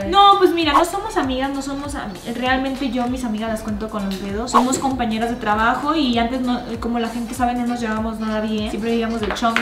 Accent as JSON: {"language": "Spanish", "region": "Tamaulipas", "country": "Mexico", "also_born_or_lived": "Mexico City / Monterrey", "moved": "yes", "said": "yo soy de un pueblito de Tamaulipas"}